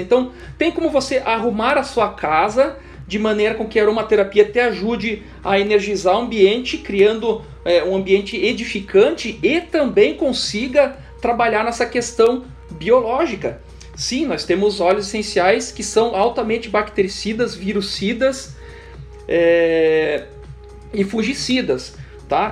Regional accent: Curitiba, Paraná, Brazil; Eu, como um bom curitibano

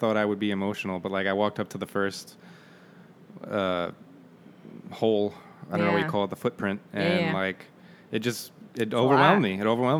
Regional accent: New York, United States; born or raised there; moved away

